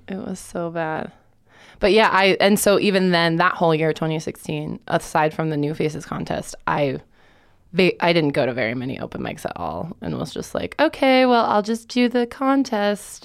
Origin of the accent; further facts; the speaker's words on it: Lakewood, Colorado, United States; also born or lived in Boulder, Colorado; I was born in Boulder, but my parents got divorced when I was two or three, and so I grew up in Lakewood